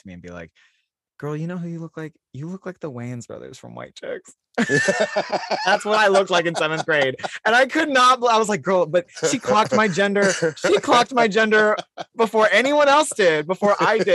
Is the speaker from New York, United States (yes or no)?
no; Salt Lake City, Utah, United States; I grew up in Salt Lake City, Utah.